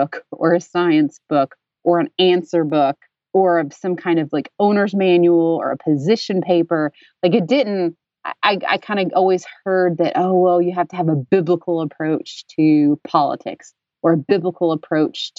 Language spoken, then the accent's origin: English; Dayton, Tennessee, United States; born or raised there